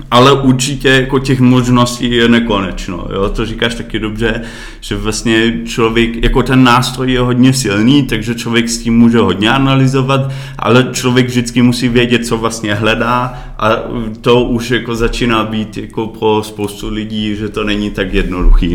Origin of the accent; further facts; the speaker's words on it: Berlin, Germany; Czech is a second language; moved away as an adult; now in Czech Republic; narodil jsem se v Berlíně a moje mamka je Češka